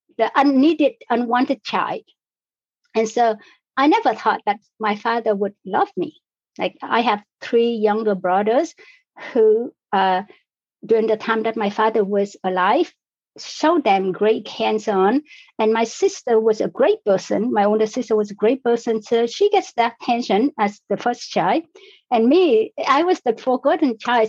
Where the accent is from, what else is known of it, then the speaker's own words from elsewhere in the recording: Vietnam; now in Canada; I was born in Vietnam. I was born in a different country under different circumstances